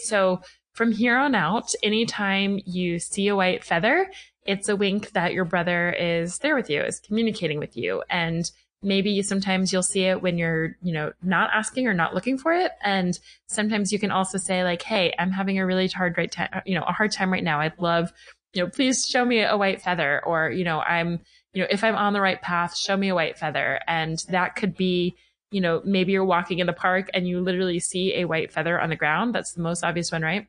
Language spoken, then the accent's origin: English; Atlanta, Georgia, United States; moved away as an adult; also born or lived in New York City, United States / Los Angeles, United States; I am home in Atlanta, which is my hometown